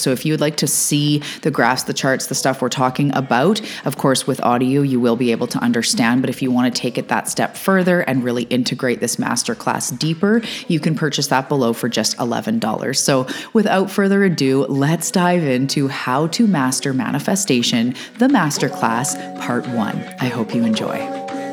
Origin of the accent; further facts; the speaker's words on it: Canada; also born or lived in Vancouver Island, British Columbia; I'm also a Canadian. I'm an island girl living on the west coast of Canada on Vancouver Island